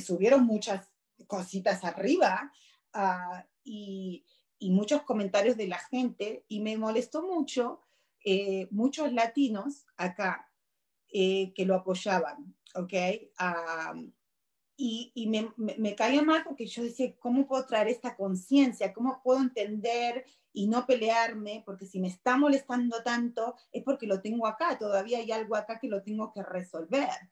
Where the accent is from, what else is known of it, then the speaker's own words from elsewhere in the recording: Argentina; now in United States; yo soy argentina